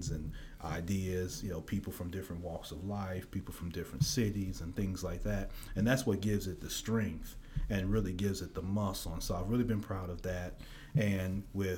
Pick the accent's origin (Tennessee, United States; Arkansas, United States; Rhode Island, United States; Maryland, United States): Tennessee, United States; Memphis; also born or lived in Chicago; I'm from Memphis, Tennessee. I was actually born in Chicago, moved down here when I was young.